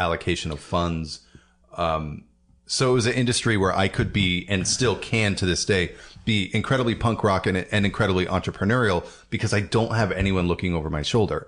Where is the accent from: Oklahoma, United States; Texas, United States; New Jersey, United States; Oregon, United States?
Oregon, United States; Portland; I grew up in the suburbs.